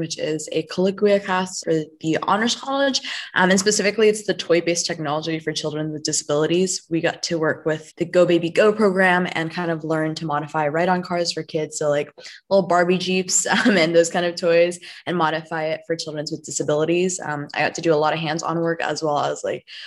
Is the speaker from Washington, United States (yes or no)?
no; Tigard, Oregon, United States; moved away as an adult; now in Corvallis, United States; I'm from Tigard, Oregon. It's a suburb a few hours north of Corvallis